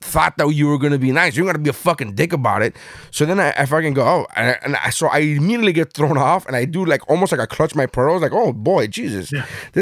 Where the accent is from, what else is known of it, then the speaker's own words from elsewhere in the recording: United States; I'm American